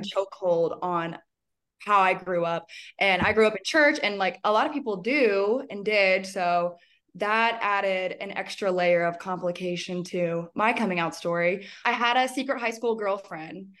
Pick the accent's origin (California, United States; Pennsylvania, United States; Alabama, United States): Alabama, United States; also born or lived in Birmingham, Alabama; now in Denver, United States; born and raised in Alabama